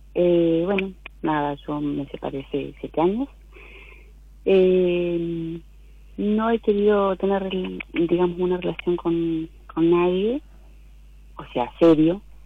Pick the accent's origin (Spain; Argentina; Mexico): Argentina; General Roca, Río Negro; De Río Negro, de Roca.